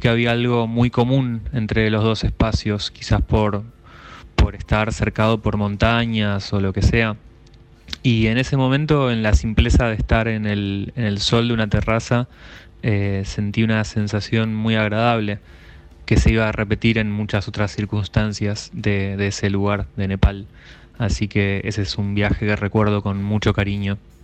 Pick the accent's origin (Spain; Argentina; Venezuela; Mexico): Argentina; Chos Malal, Neuquén; soy de Chosmalal, del norte de Neuquén.